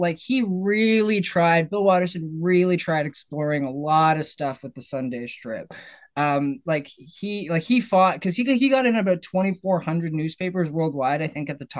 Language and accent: English; Canada; I'm Canadian.